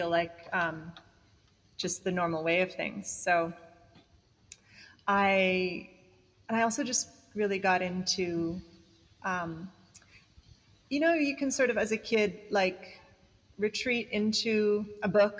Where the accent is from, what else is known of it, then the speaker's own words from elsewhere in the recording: Bali, Indonesia; I grew up in Bali